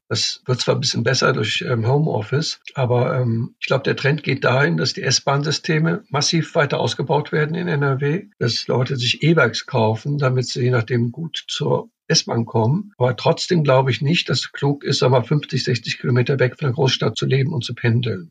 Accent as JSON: {"language": "German", "town": "Cologne", "region": "North Rhine-Westphalia", "country": "Germany", "said": "ich komme aus Köln, ich kenn Köln."}